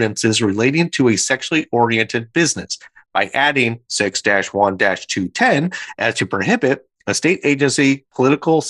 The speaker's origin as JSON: {"language": "English", "region": "Michigan", "country": "United States", "tie": "born or raised there", "moved": "yes", "lives_now": "South Carolina, United States", "said": "my home state of Michigan"}